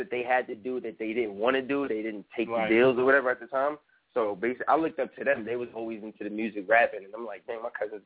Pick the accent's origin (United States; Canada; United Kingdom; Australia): United States; New York; I'm from New York